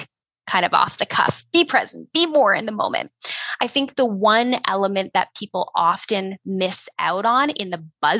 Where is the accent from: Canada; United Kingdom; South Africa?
Canada; Ontario; moved away as an adult; now in Alberta, Canada; I am, you know, a Canadian. I grew up in Ontario though, and I moved out west to Alberta about 10 years ago